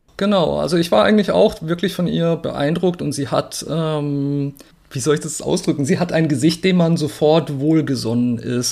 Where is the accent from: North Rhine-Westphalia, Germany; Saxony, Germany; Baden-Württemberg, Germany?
Baden-Württemberg, Germany; Murg; der Landkreis Walzutingen befindet sich ganz unten im Südwesten an der Schweizer Grenze. Da bin ich aufgewachsen